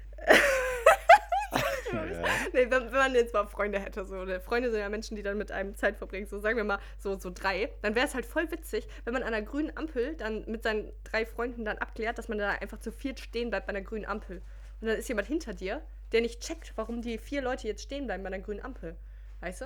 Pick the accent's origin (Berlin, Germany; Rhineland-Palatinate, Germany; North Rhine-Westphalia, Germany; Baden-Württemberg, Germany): North Rhine-Westphalia, Germany; Mülheim an der Ruhr; wir sind aufgewachsen in Müllermann der Ruhr.